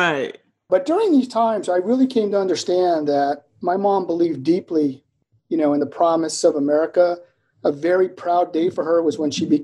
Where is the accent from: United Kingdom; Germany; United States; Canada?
Germany; also born or lived in Vicenza, Italy; So my worldview emerged from a childhood lived in Germany as a military dependent.